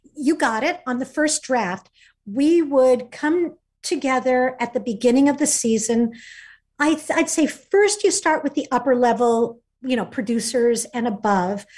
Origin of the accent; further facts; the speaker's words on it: Fullerton, California, United States; Fullerton, California